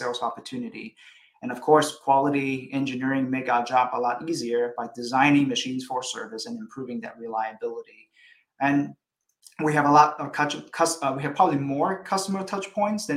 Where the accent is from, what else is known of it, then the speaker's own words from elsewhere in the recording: Hawaii, United States; moved away; also born or lived in Illinois / Seattle / Singapore / Chicago; I was born in Hawaii